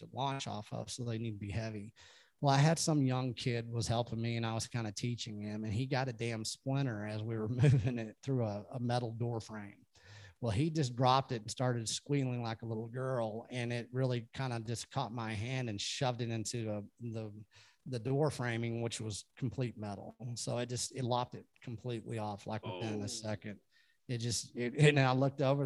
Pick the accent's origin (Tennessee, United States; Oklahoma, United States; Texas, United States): Texas, United States; I'm from Texas